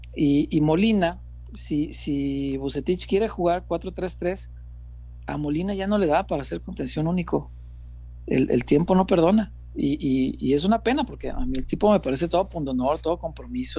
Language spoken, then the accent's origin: Spanish; Mexico; como mexicano